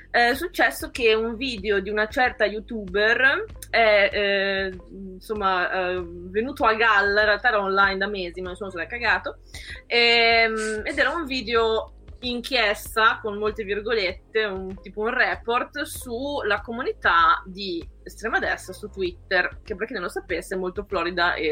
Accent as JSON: {"language": "Italian", "region": "Emilia-Romagna", "country": "Italy", "said": "Io non sono romagnola Lorenzo, sono emiliano."}